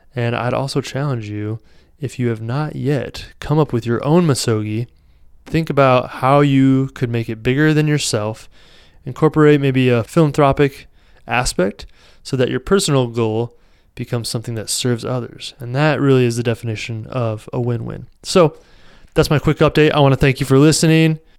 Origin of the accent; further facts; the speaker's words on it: Iowa, United States; Here in my home state of Iowa